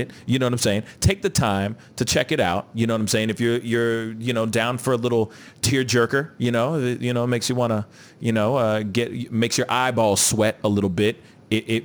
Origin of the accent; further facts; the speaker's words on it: United States; I'm a Haitian American, first generation Haitian American. My father was a workaholic. all he did was work. But I understand, as a kid growing up in America